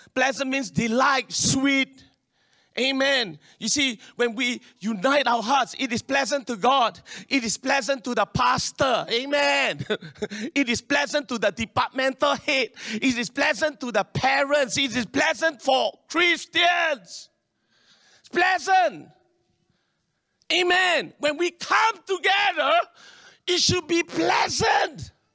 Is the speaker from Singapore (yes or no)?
yes; Singapore; I'm Singaporean. This is my country. This is my land.